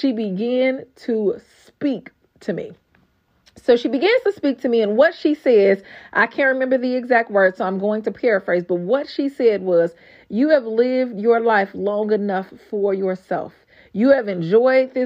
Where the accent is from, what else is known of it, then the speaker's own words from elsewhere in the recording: Gary, Indiana, United States; accent: GI accent; moved away as an adult; also born or lived in Texas; I was born and raised in Gary, Indiana.